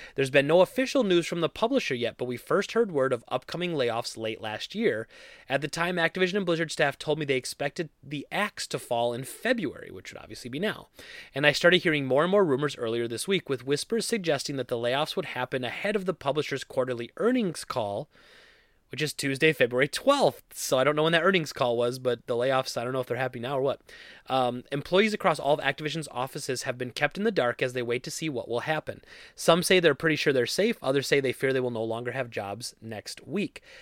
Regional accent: Wisconsin, United States; I'm from Wisconsin

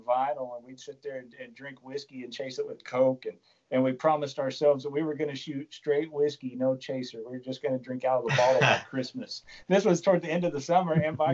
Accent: Perryton, Texas, United States; also born or lived in Amarillo, Texas; my wife and I, in 2007, we moved back to Perryton from Amarillo, Texas.

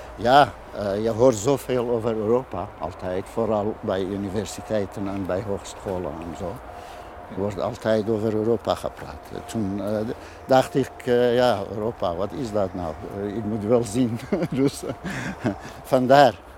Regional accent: Iranian Kurdistan, Iran; Dutch is a second language; moved away as an adult; now in Almere, Netherlands; Ik kom uit Iran

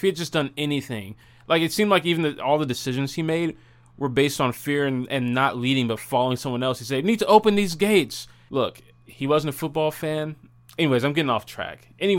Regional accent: Madison, Tennessee, United States

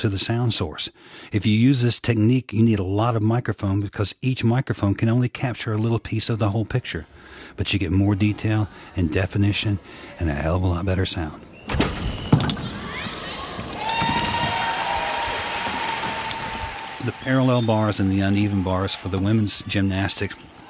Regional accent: Atlanta, Georgia, United States; I was born in Atlanta, Georgia, 1954

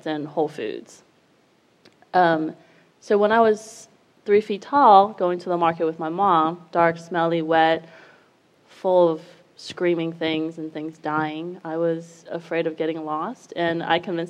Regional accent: Taipei, Taiwan; moved away; I was raised in Taiwan, Taipei

